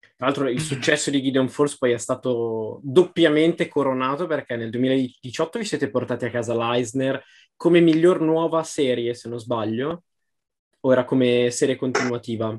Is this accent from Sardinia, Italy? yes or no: no; Pavia countryside, Lombardy, Italy; mie parti, la campagna pavese